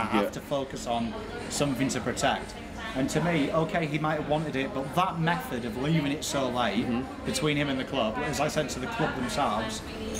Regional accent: England, United Kingdom; now in Australia; I'm from England

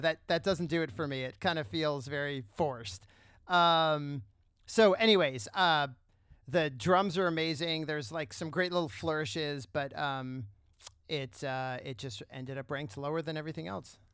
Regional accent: San Diego, California, United States; I grew up in San Diego

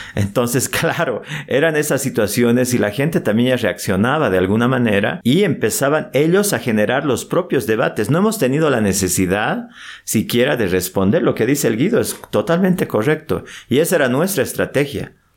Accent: Bolivia; nosotros que somos bolivianos

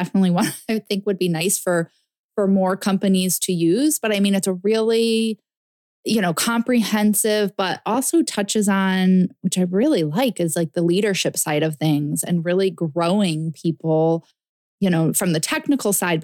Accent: Connecticut, United States; I'm from Connecticut

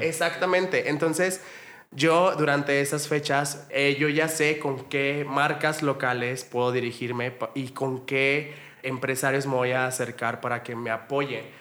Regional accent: Mexico; tenemos nosotros como mexicanos

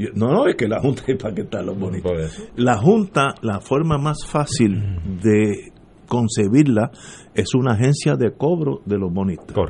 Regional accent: Puerto Rico; yo soy puertorriqueño

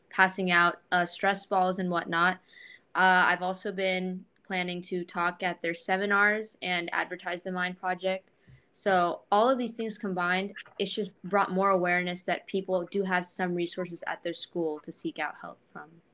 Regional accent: Thousand Oaks, California, United States; I'm from Thousand Oaks, California, near Los Angeles

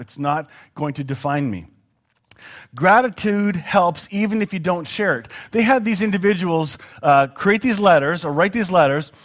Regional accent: Canada; as a Canadian

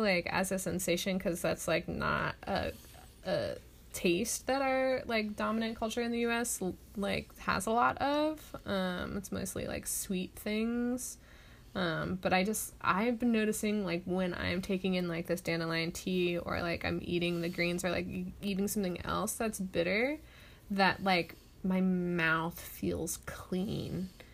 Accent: Orange County, California, United States; I grew up in Orange County, there's not almost any like public wild spaces at all

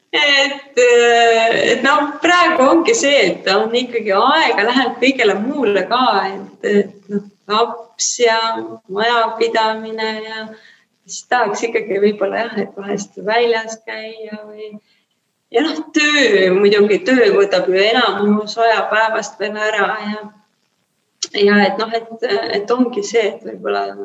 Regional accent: Kehtna, Rapla County, Estonia; moved away; also born or lived in Saku / Tallinn; ma olen kogu aeg nagu üles kasvanud lapsepõlves, ma elasin väikeses kohas nimega Kehtna

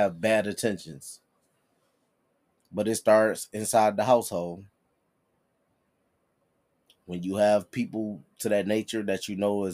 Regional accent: Detroit, Michigan, United States; I'm born and raised in Detroit.

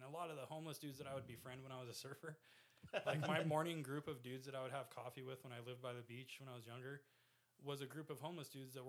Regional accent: Oceanside, California, United States; also born or lived in Vista, California; Military town. I grew up in Vista and Oceanside right next to right. Camp Pendleton.

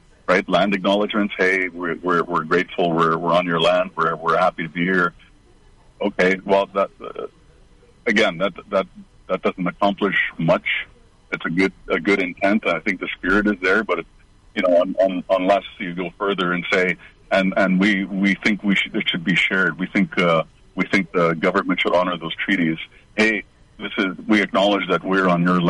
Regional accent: Ontario, Canada; moved away as an adult; also born or lived in Wikwemikong, Manitoulin Island / Sudbury / Prince George; now in Cowichan Bay, Canada; coming from Ontario, having been born and raised

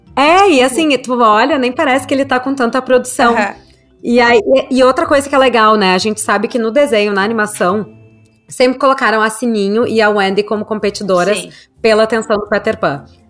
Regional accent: Brazil; moved away; eu, como brasileira

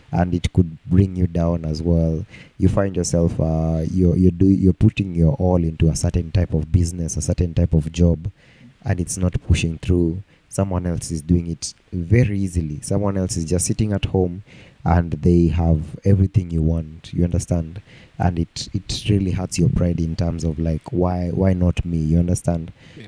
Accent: Nairobi, Kenya; I grew up in Umoja and when we were in Moja, they, we used to go to Umoja Primary School

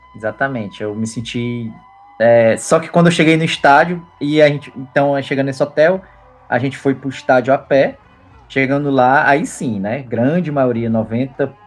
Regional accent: Fortaleza, Ceará, Brazil; Castelão lá em Fortaleza, que é de onde eu venho

